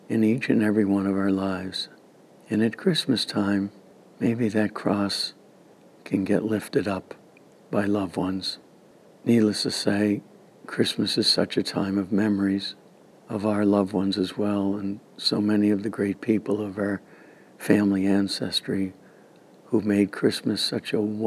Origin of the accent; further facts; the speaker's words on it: Clinton, Massachusetts, United States; my hometown original parish of St. John, the Guardian of Our Lady, in Clinton, Mass.